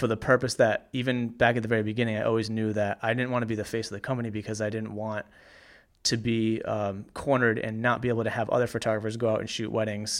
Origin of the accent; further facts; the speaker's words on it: Cranston, Rhode Island, United States; I grew up in Cranston